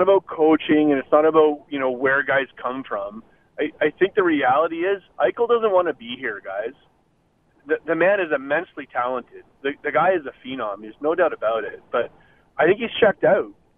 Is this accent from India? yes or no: no; Canada; I'm a Canadian by trade, but an American by heart.